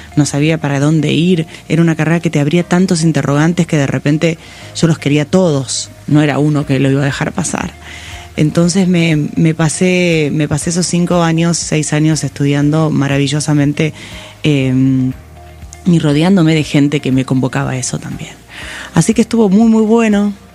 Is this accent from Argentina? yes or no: yes; Pigüé, Buenos Aires Province, Argentina; yo nací en Pigüé, en realidad eh, es una ciudad del sur de, la provincia de Buenos Aires, casi, casi La Pampa